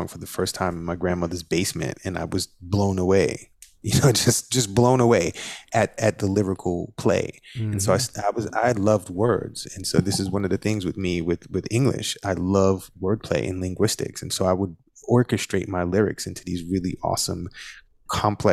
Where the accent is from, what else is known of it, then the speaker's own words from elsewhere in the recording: New York City, New York, United States; in the neighborhood that I grew up in, it's the most culturally diverse place in the world. Over 60 languages are spoken in that neighborhood. It's called Flatbush.